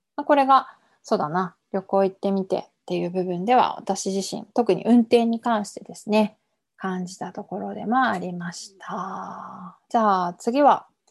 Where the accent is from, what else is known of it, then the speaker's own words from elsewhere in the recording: Iwaki, Fukushima, Japan; now in Kawagoe, Japan; 私出身は福島県いわき市ですので